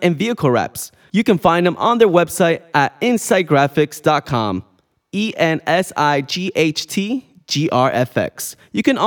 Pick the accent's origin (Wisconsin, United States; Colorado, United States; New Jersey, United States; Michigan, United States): New Jersey, United States; We're from Jersey